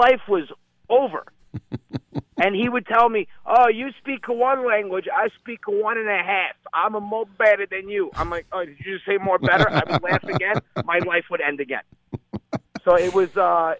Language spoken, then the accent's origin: English; New Rochelle, New York, United States; I grew up in New Rochelle